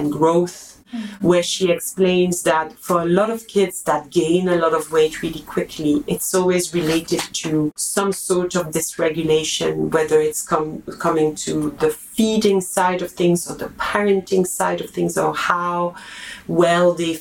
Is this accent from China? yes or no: no; Belgium; I'm from Belgium